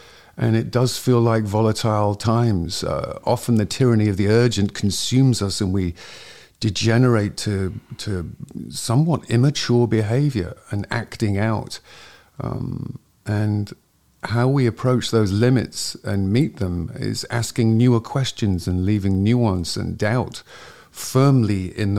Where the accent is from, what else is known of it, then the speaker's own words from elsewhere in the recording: Ainsdale, North West England, United Kingdom; moved away as an adult; now in Los Angeles, United States; originally I'm from Northwest England, a little village called Ainsdale by the sea, close to a town called Southport, about 30 minutes north and 30 minutes west of Manchester, and currently reside in Los Angeles.